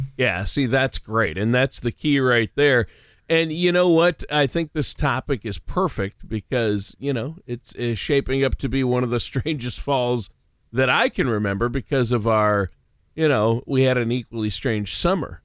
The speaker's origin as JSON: {"language": "English", "region": "Minnesota", "country": "United States", "tie": "born or raised there", "said": "growing up in Minnesota where I did"}